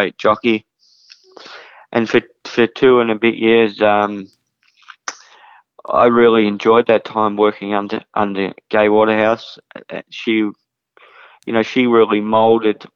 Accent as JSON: {"language": "English", "town": "Kilmore", "region": "Victoria", "country": "Australia", "tie": "born or raised there", "said": "my hometown of Kilmore"}